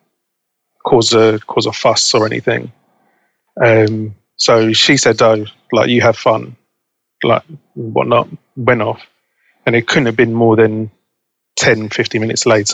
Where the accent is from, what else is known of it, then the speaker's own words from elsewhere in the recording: London, United Kingdom; Growing up in Balham, the majority of my friends were black or Asian